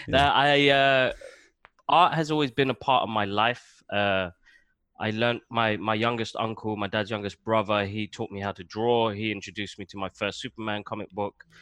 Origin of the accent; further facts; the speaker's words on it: London, United Kingdom; moved away as an adult; now in Waltham Cross, United Kingdom; I grew up in Tottenham.